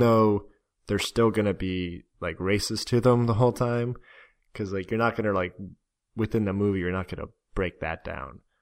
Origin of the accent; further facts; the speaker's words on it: Florida, United States; moved away; we're from Florida